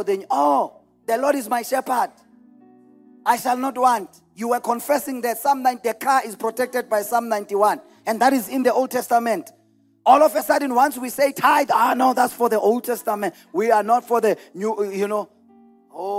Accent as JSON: {"language": "English", "town": "Delmas", "region": "Mpumalanga", "country": "South Africa", "tie": "born or raised there", "said": "I was born in Delmas. I lived and grew up 813 Vilakazi Street"}